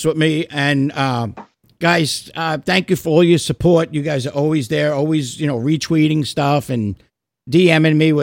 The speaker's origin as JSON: {"language": "English", "region": "New York", "country": "United States", "moved": "yes", "lives_now": "Florida, United States", "said": "I'm still a New Yorker"}